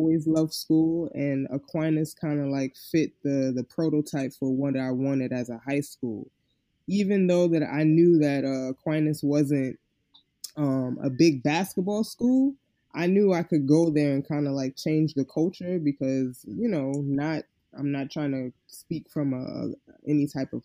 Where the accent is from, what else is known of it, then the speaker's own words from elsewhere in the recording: New York City, New York, United States; I'm from the Bronx